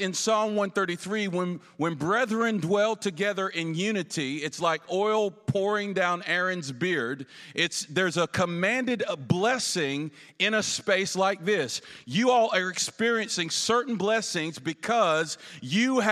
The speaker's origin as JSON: {"language": "English", "region": "the South", "country": "United States", "lives_now": "Ferguson, United States", "said": "I'm from the South, where we're wild, loud, and crazy"}